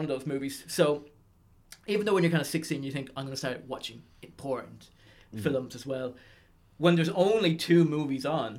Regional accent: Arklow, County Wicklow, Ireland; I'm from Arklow, County Wicklow

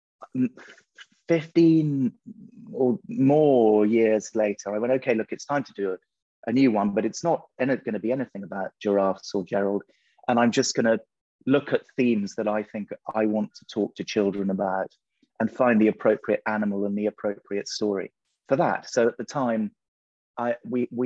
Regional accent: England, United Kingdom; I'm English. I'm a picture book author.

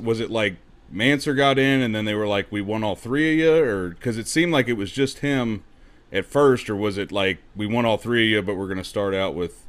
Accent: Ohio, United States; moved away as an adult; now in Kentucky, United States; I'm actually originally from Ohio, so don't hate me on that one. But I moved down here in about 2015.

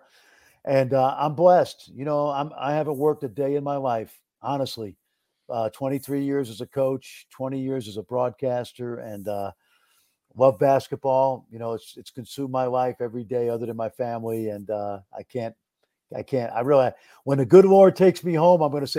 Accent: New York City, New York, United States; moved away as an adult; now in Dallas, United States; I grew up in Brooklyn, New York

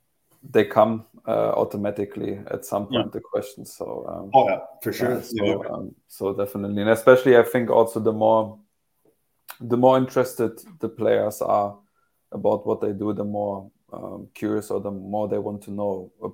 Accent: Berlin, Germany; moved away; I started a new job in my hometown in Berlin, more or less.

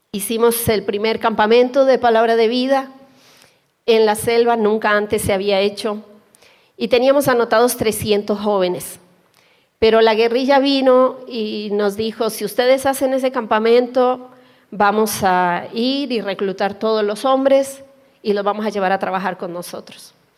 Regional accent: Colombia; moved away as an adult; yo soy colombiana

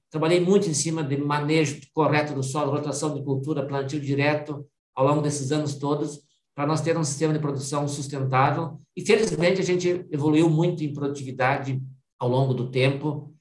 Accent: Vista Gaúcha, Rio Grande do Sul, Brazil; also born or lived in Frederico Westphalen; Eu sou um filho de pequeno produtor do município de Vista Gaúcha, noroeste do estado do Rio Grande do Sul.

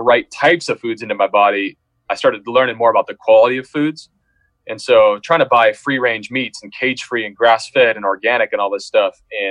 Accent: Seattle, Washington, United States; moved away as an adult; also born or lived in Irvine / Los Angeles; we're from Seattle, you know, we're from urban areas

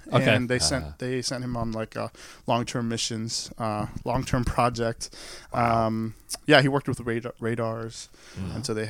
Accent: Saudi Arabia; also born or lived in Maryland, United States; now in United States; Growing up in Saudi Arabia, there are no churches. There are no Bibles. So everything I knew about God or Jesus was through my mother. And then after 9/11, we ended up moving back to Maryland.

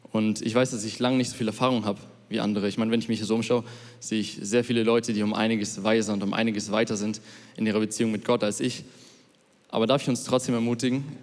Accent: Munich, Bavaria, Germany; ich komme aus München und ähm, ich gehe noch in die Schule.

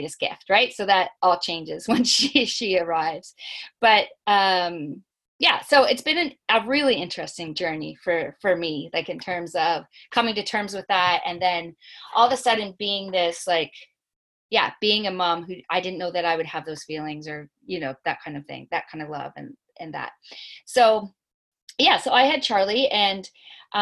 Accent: Nova Scotia, Canada; moved away; I'm from Nova Scotia, so my family is not here

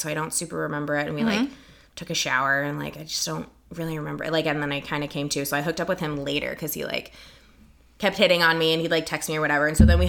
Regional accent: California, United States; accent: white girl from California; I'm from California. I sound like I'm a white girl from California.

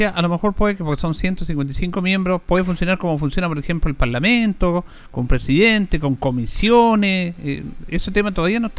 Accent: Chile; eh, somos machistas los chilenos

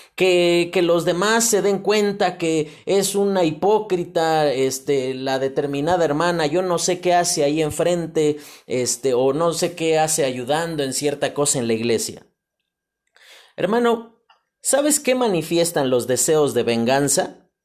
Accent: Mexico; como mexicanos

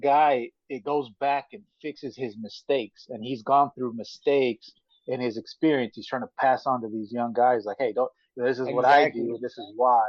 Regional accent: Oakland, California, United States; I'm from the city too. I'm from Oakland, but but it's a different type of city.

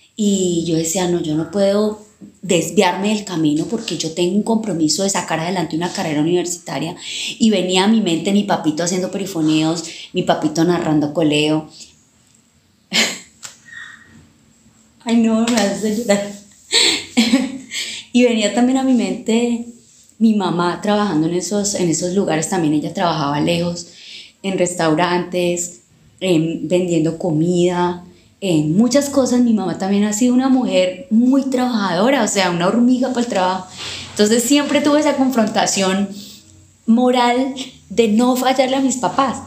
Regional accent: Villavicencio, Meta, Colombia; Nací aquí en el barrio San Benito, en la ciudad de Villavicencio, en la casa de mi abuelita

